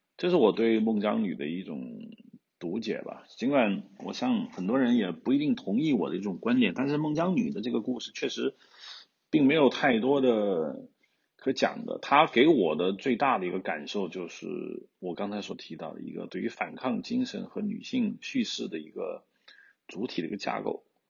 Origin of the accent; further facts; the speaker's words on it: China; 我们中国人有句老话，好死不如赖活着